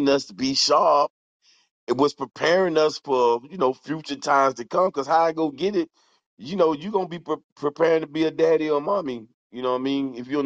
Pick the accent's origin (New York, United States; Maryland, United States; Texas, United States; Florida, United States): Florida, United States; Fort Pierce; I'm from Fort Pierce, Florida, St. Lucie County